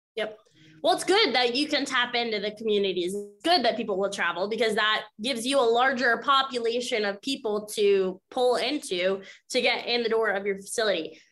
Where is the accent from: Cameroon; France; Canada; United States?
United States; Maine; now in Florida, United States; I'm located in Florida now, but I grew up in Maine